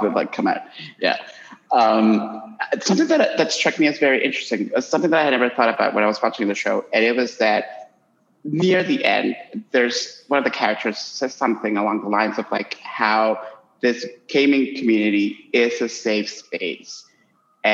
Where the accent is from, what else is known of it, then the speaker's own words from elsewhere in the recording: Honduras; moved away; I'm currently in my home country in Honduras